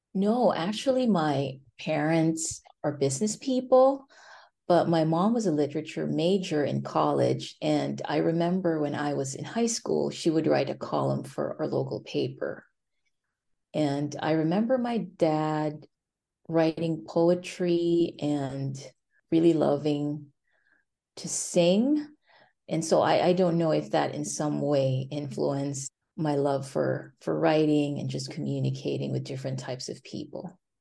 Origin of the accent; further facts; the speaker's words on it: Philippines; moved away as an adult; also born or lived in China / South Dakota / Bennington County, Vermont; now in Vermont, United States; I grew up in the Philippines